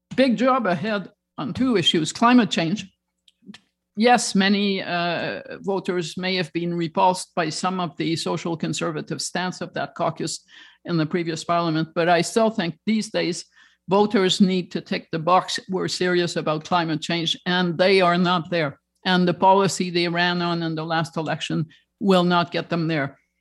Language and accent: English; Toronto, Ontario, Canada; I was raised in Toronto